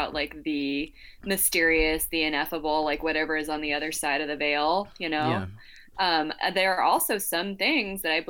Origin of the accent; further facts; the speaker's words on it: New Mexico, United States; I'm from New Mexico